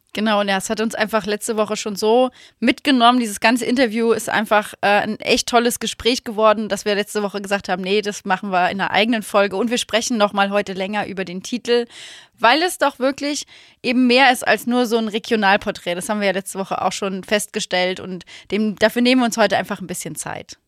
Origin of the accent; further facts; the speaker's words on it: Germany; ich bin ja in der Eifel auf aufgewachsen.